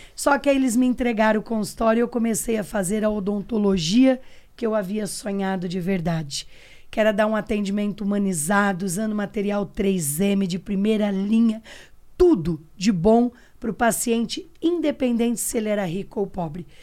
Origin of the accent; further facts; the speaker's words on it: Pitangueiras, São Paulo, Brazil; sou do interior de São Paulo, uma cidade pequenininha chamada Pitangueiras